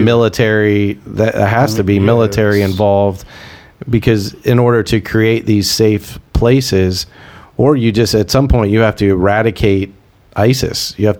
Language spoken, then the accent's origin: English; United States; I'm an American